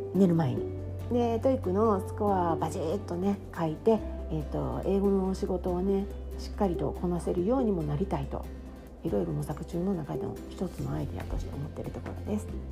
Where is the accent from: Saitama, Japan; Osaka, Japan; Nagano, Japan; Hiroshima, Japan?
Osaka, Japan; accent: Osaka dialect; moved away as an adult; also born or lived in Boston, United States; now in Tokyo metropolitan area, Japan; 私は生まれも育ちも大阪で二十歳までずっと大阪で暮らしていた